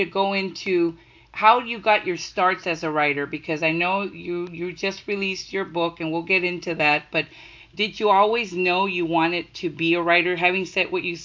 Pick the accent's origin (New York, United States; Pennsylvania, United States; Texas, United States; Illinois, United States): Texas, United States; I'm from Texas